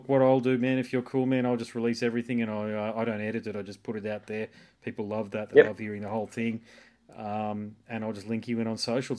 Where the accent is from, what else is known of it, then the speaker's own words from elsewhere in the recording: Gold Coast, Queensland, Australia; And I'm from Brisbane, Gold Coast actually. Gold Coast, it's just easier to say Brisbane because nobody's heard of the Gold Coast overseas.